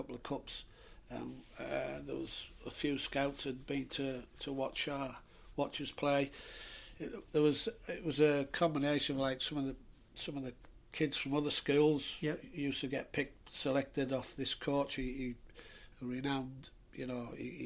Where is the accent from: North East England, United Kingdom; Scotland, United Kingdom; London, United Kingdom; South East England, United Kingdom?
North East England, United Kingdom; Stockton-on-Tees; moved away; I grew up in Stockton